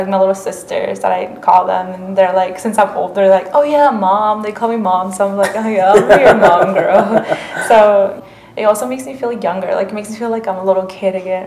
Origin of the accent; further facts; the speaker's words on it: North Carolina, United States; first language Spanish; English is a second language; also born or lived in Mexico; we're all from North Carolina